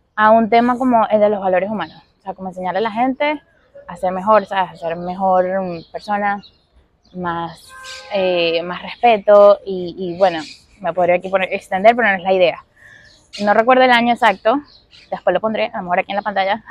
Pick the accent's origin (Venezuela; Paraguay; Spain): Venezuela; moved away as an adult; also born or lived in Caracas; now in Miami, United States; yo soy venezolana, llevo ya siete años viviendo aquí en Miami